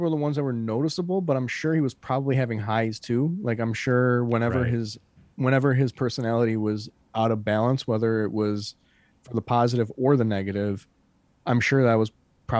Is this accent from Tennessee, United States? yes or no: no; Detroit, Michigan, United States; And we feel a lot of times that we get overlooked because we're from Detroit.